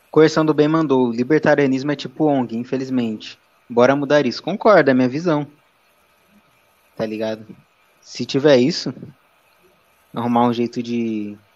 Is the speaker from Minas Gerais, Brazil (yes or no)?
no; Campinas, São Paulo, Brazil; como sabe que sou de Campinas, porra?